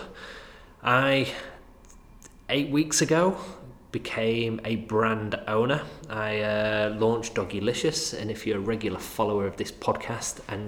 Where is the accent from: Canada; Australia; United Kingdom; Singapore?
United Kingdom; Manchester, North West England; accent: Mancunian; my crazy Mancunian accent